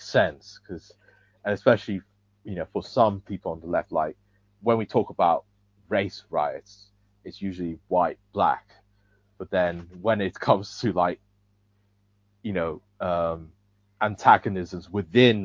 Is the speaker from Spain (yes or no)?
no; Nigeria; I'm Nigerian